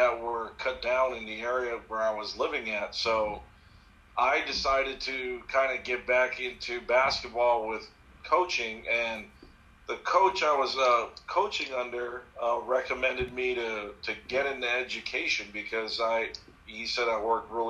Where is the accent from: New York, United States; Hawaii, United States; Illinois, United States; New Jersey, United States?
Hawaii, United States; I was born and raised in Hawaii